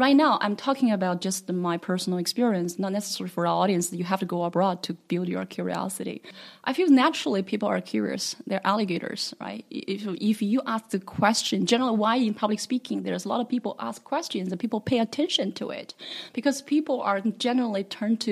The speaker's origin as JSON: {"language": "English", "region": "Henan", "country": "China", "tie": "born or raised there", "moved": "yes", "said": "I was just a little girl in the Henan province"}